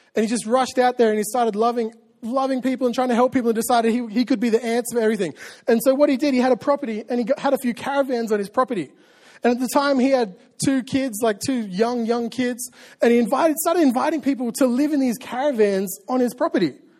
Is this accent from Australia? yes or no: yes; Australia; I'm an Australian and I say, oh, yeah, all the time.